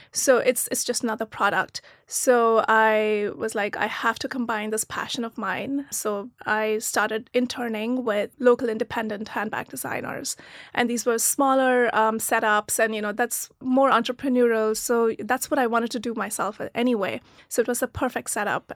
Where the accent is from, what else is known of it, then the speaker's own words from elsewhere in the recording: Pune, Maharashtra, India; moved away as an adult; also born or lived in Meerut, India / Germany; now in United States; I was born in a small town called Meerut, um, in the north of India, but I grew up in Pune, which is near Mumbai.